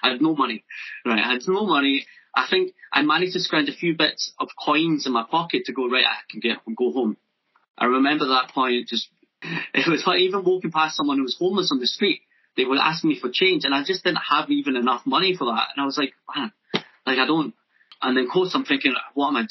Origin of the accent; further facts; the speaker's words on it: near Loch Lomond, Scotland, United Kingdom; also born or lived in Japan / Newcastle; Being brought up near Loch Lomond